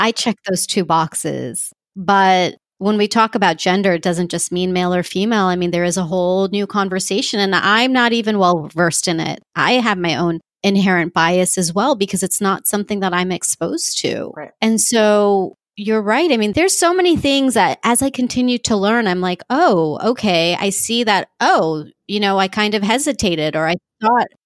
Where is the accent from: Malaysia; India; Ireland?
India; I'm Muslim and mm-hmm. I'm Indian, you know, I'm a woman.